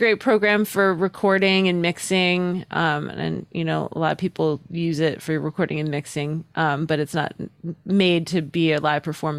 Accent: Newport, Rhode Island, United States; I was living in the smallest state. Newport, Rhode Island is a very small little town. It's very quaint.

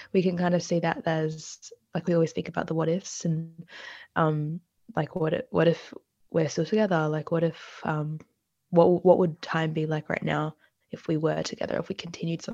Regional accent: Australia; Born in Australia, I'm from Australia, South Asian background.

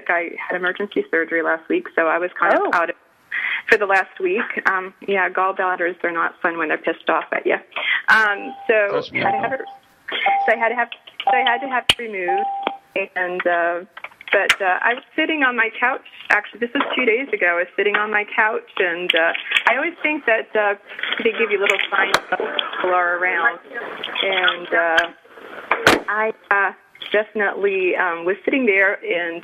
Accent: Rhode Island, United States; I grew up in Rhode Island

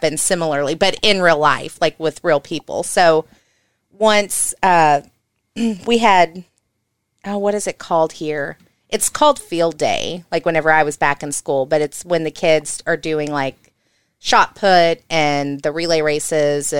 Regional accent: Alton, Missouri, United States; I'm from Alton.

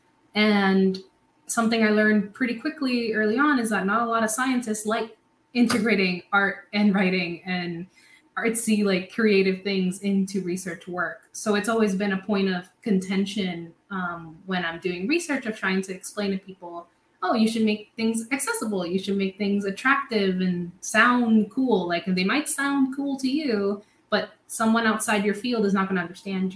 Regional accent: Puerto Rico; moved away as an adult; also born or lived in Providence, United States; now in United States; I'm born and raised in Puerto Rico

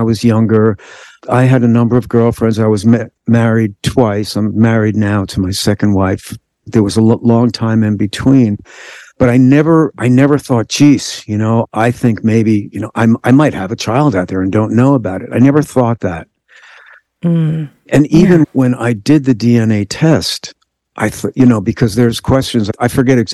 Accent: New York metropolitan area, United States; I'm from the New York metropolitan area

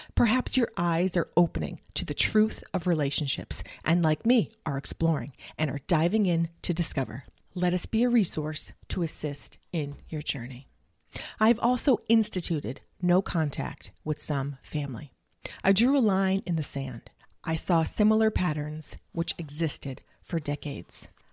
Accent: New England, United States; now in Dallas-Fort Worth, Texas, United States; Originally, I'm from New England, and I grew up in a Pentecostal Evangelical Church

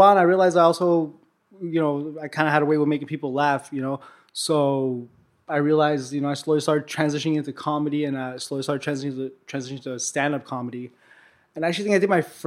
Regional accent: Los Angeles, California, United States; also born or lived in Armenia; I was born in Armenia, and I moved out here with my family when I was like 2 years old, or about 2.5 years old. Moved to Hollywood, pretty much grew up in Hollywood the whole time

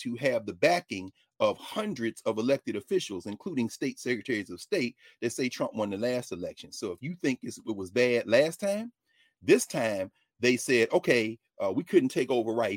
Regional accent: the South, United States; I'm from the South

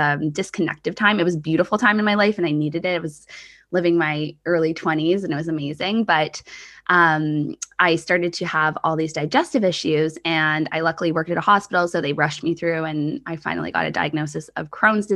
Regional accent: Canada; also born or lived in Australia; I came home from Australia and settled more in Canada

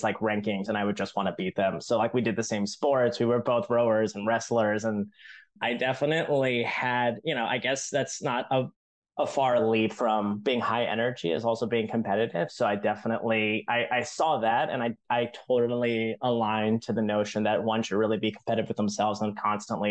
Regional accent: Northern Virginia, United States; also born or lived in China; now in Brooklyn, New York, United States; I am born and raised in Northern Virginia.

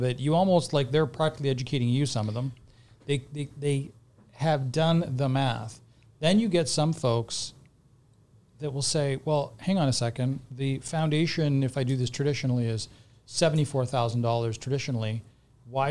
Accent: Canada; Portuguese heritage through my parents. I was born in Canada

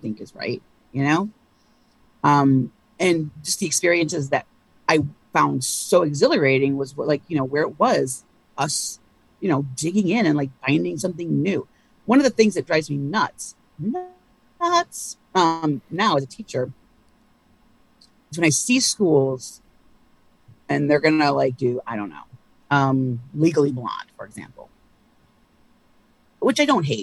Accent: Ann Arbor, Michigan, United States; moved away; also born or lived in Cincinnati; I grew up in Ann Arbor, Michigan.

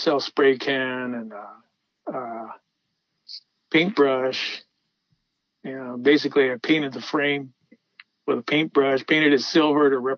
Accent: Los Angeles, California, United States; as a kid, you know, I was from Pacoima

